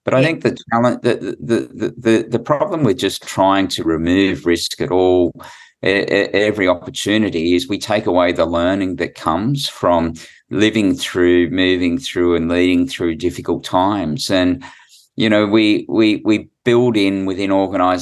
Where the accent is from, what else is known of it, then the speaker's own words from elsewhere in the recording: New South Wales, Australia; I'm from New South Wales